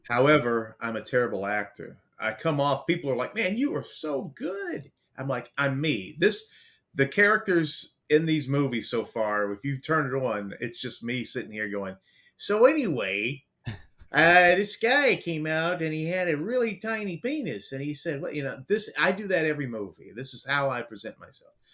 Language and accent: English; Baltimore, Maryland, United States; also born or lived in the South, United States; now in US South; I'm from Baltimore